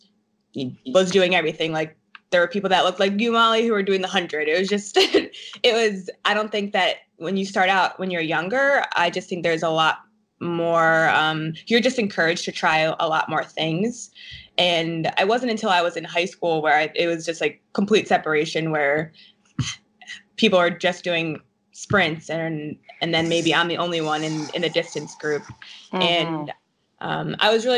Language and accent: English; New Jersey, United States; I'm from New Jersey